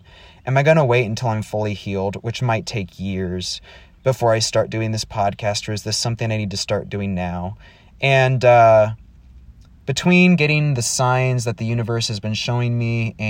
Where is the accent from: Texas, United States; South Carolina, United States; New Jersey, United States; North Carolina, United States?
Texas, United States; also born or lived in Wisconsin; I was born in Wisconsin and we moved to Texas because my dad wanted to go to Dallas Theological Seminary. And I was raised in a very strict conservative home.